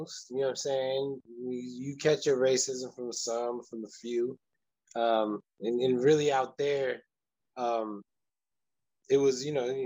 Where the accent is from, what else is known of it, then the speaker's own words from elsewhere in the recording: New Mexico, United States; I'm a brother from New Mexico